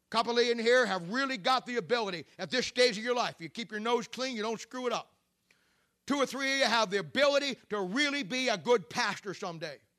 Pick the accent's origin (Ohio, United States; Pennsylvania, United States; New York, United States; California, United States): Ohio, United States; Canton; moved away; my hometown church in Canton, Ohio